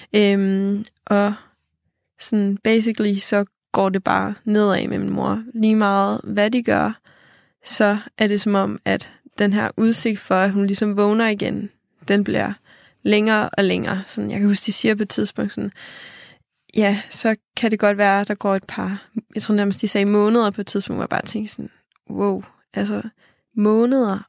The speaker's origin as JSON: {"language": "Danish", "area": "Funen", "region": "Southern Denmark", "country": "Denmark", "moved": "as an adult", "lives_now": "Copenhagen, Denmark", "said": "hjemme på Fyn. Jeg bor i København nu"}